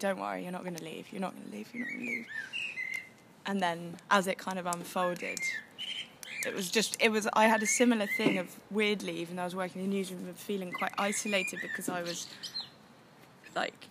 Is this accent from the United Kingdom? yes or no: yes; England, United Kingdom; also born or lived in Germany; I was the only English person in the office